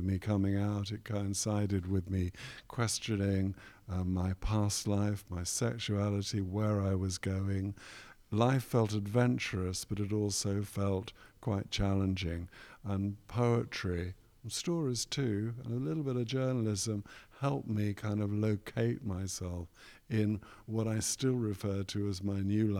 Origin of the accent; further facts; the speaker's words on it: London, United Kingdom; now in Leeds, United Kingdom; when I was a young boy growing up in West London